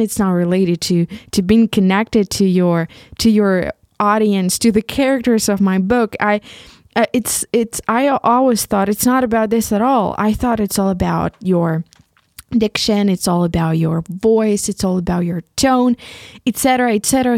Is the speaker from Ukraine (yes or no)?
yes; Ukraine; first language Ukrainian; English is a second language; moved away as an adult; now in Leipzig, Germany; this beautiful country that I come from, about this country that is my mother, my, my mother, motherland, and about this beautiful language, Ukrainian, which is my mother tongue.